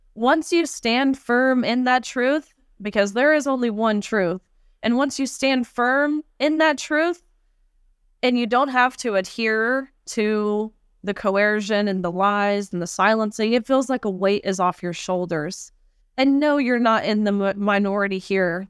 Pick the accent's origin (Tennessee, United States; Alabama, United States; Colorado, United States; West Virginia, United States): Tennessee, United States; my home state of Tennessee